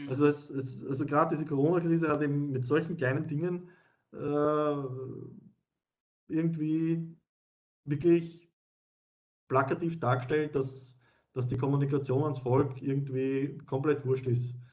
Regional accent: Wiener Neustadt, Lower Austria, Austria; ich denke jetzt an Niederösterreich oder ich denke an Wiener Neustadt, wo ich her bin.

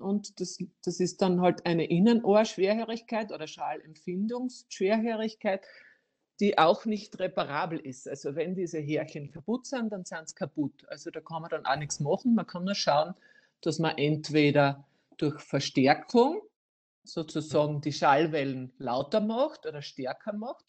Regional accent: Styria, Austria; bei uns in der Steiermark

